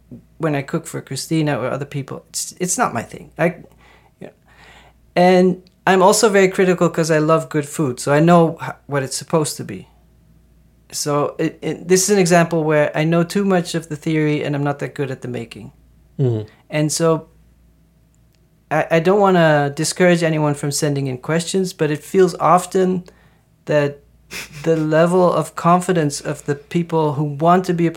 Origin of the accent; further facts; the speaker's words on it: Netherlands; I'm from the Netherlands